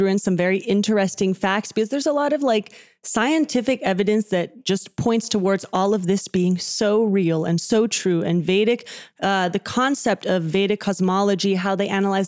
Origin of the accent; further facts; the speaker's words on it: Texas, United States; I am from Texas